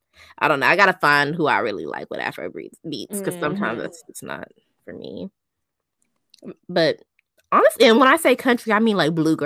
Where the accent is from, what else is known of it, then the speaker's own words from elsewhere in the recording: Texas, United States; also born or lived in Houston; I'm not from Houston, but I'm from Texas.